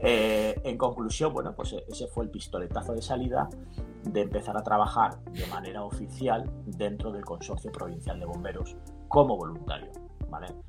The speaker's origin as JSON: {"language": "Spanish", "town": "Burgos", "region": "Castile and León", "country": "Spain", "tie": "born or raised there", "moved": "yes", "lives_now": "Benicàssim, Spain", "said": "nací en el norte de España, nací en Burgos, aunque ahora vivo en Castellón, vivo en Benicassim"}